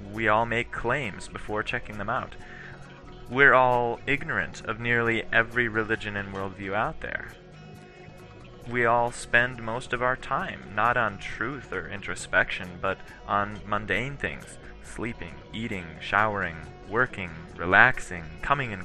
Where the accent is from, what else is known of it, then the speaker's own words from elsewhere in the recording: Cambridge, Minnesota, United States; I grew up in Cambridge, Minnesota, a town of 5,000 people